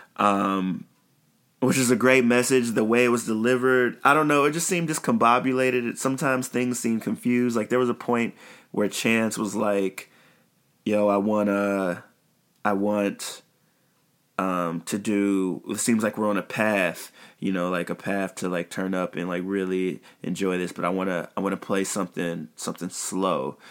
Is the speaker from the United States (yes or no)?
yes; Chicago, Illinois, United States; while I'm on the south side, my hometown and my home side of Chicago